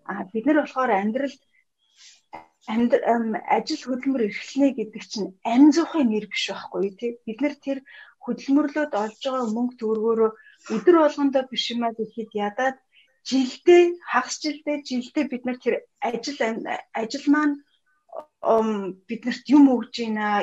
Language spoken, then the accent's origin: Mongolian; Mongolia; би монгол хүн